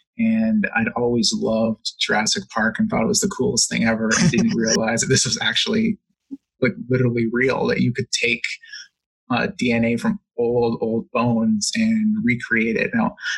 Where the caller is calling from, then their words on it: Hamilton, Ontario, Canada; I'm calling in from Hamilton, Ontario in Canada.